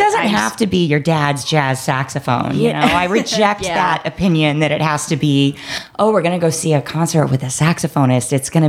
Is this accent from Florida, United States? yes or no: yes; St. Petersburg, Florida, United States; Born and raised in St. Petersburg.